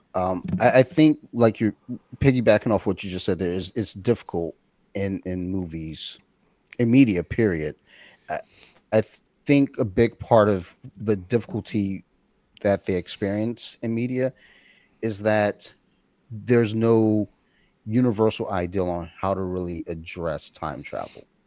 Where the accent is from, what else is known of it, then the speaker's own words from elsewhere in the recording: Detroit, Michigan, United States; I was born in Detroit, Michigan in nineteen seventy-eight